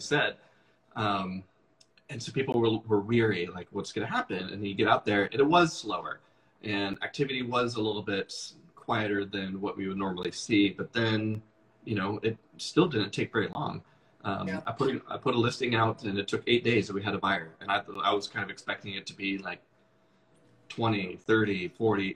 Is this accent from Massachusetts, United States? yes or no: no; Issaquah, Washington, United States; also born or lived in Seattle / Renton / Bellevue; I grew up out here. I grew up out in Issaquah and uh, moved to Seattle when I turned 18 and have lived there pretty much ever since